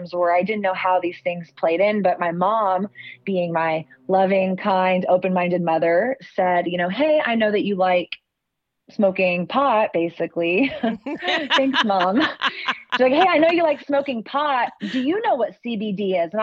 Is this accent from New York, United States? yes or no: no; Austin, Texas, United States; growing up in Austin, we are coined the live music capital of the world.